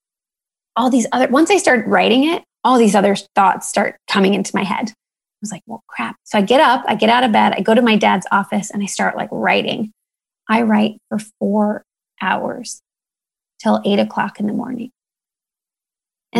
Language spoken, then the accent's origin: English; Sugar Land, Texas, United States; my house in Sugar Land, where I grew up outside of Houston, Texas